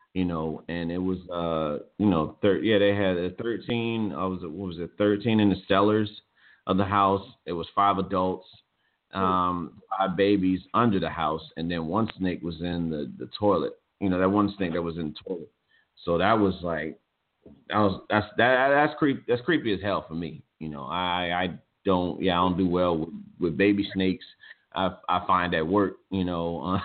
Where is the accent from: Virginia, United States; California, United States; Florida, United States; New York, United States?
Virginia, United States; born or raised there